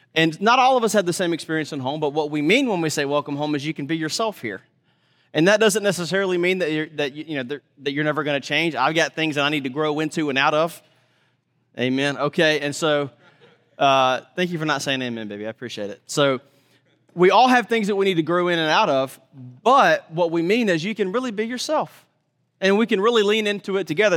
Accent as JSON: {"language": "English", "region": "Mississippi", "country": "United States", "tie": "born or raised there", "moved": "yes", "said": "I grew up in Mississippi"}